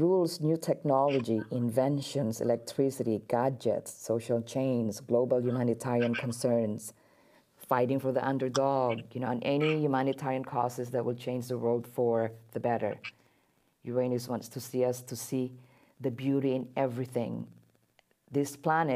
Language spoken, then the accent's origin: English; Philippines; I'm Filipino